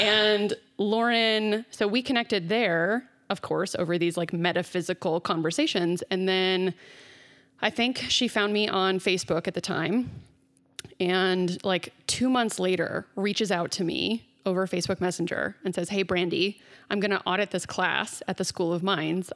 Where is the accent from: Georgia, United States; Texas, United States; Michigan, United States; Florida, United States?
Texas, United States; Dallas; I grew up in Dallas in the South in the Bible Belt